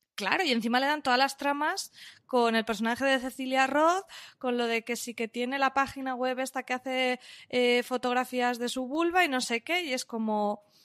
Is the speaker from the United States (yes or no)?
no; Valencian Community, Spain; yo soy valenciana